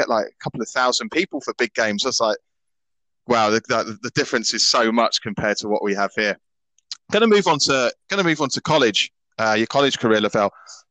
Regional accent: Surrey, South East England, United Kingdom; Surrey's a lovely part of the world. I grew up near there.

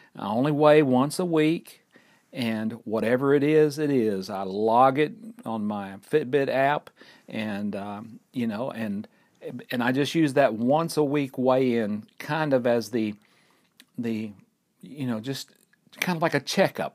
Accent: Fort Payne, Alabama, United States; We're recording right here at Lookout Mountain in northeast Alabama in my hometown of Fort Payne.

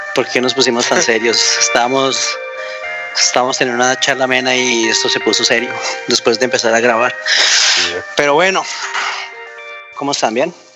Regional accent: Villavicencio, Meta, Colombia; así crecí en Villavicencio

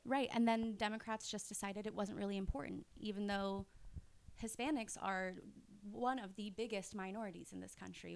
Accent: Florida, United States; I'm from Florida

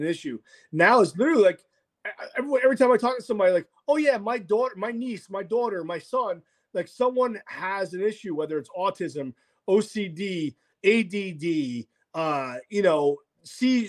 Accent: Rome, Lazio, Italy; moved away; I'm Italian, you know. I was born in Rome

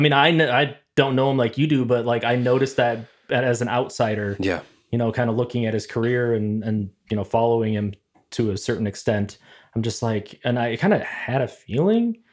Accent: Plymouth, Minnesota, United States; also born or lived in Ventura, California; as a kid, I moved from California to Minnesota

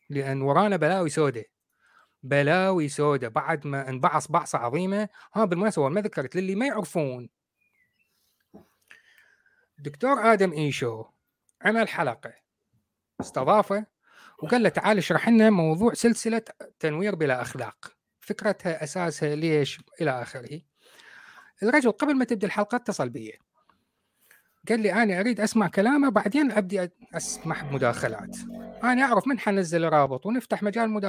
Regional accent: Iraq; now in United Kingdom; احنا بالعراق نسميها شمبارات ما اعرف بالمصري

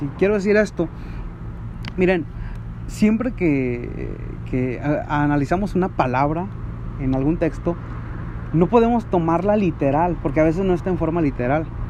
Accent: Mexico

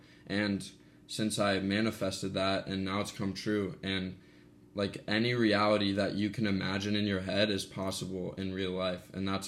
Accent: Columbus, Ohio, United States; moved away as an adult; now in San Diego, United States; I'm from Columbus, Ohio

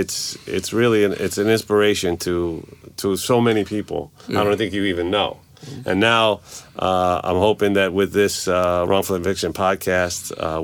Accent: New York City, New York, United States; as a New Yorker

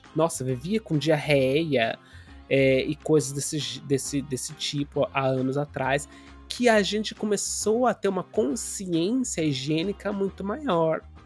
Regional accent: Brazil; moved away; also born or lived in Angola; os brasileiros, sendo brasileiros

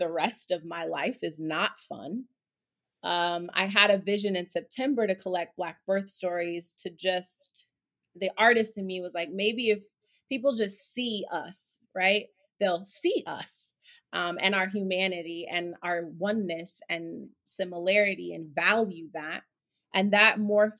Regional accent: Oakland, California, United States; also born or lived in Harlem, New York City; now in New York City, United States; I am from Oakland, California. I reside in Harlem in New York City.

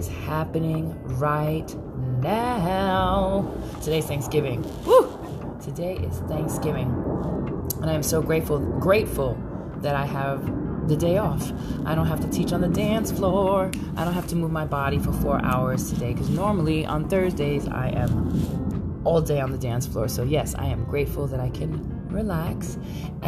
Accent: New York City, New York, United States; now in San Francisco Bay Area, United States; I am Brooklyn all day

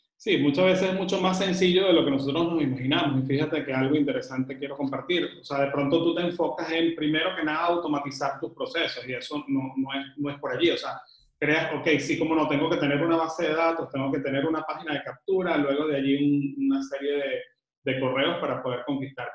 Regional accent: Venezuela; now in Panama; que estoy ahorita en Panamá, que soy venezolano viviendo en Panamá

